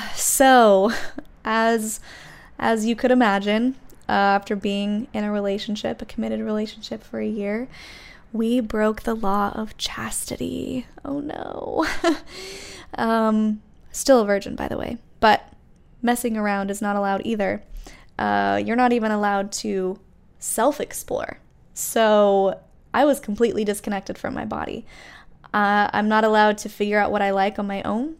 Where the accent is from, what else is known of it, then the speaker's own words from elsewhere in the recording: Utah, United States; moved away; I grew up in Utah in a very small town where everyone was Mormon